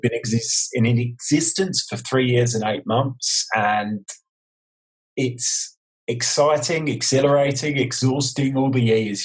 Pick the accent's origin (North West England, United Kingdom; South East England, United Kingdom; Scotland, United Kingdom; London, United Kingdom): London, United Kingdom; moved away as an adult; also born or lived in Stratford; now in Adelaide, Australia; growing up in East London